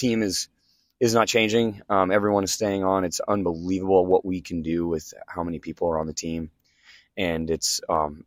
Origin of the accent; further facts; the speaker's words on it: Kansas, United States; now in Stillwater, United States; I'm from Kansas